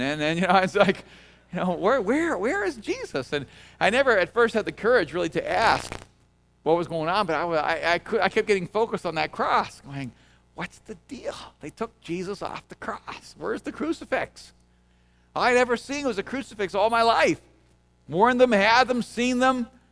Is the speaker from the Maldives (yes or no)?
no; El Salvador; moved away; I'm from El Salvador.